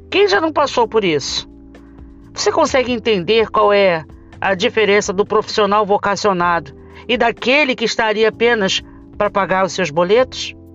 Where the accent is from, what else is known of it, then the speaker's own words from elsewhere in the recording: Rio de Janeiro, Brazil; Falo isso porque sou do Rio de Janeiro.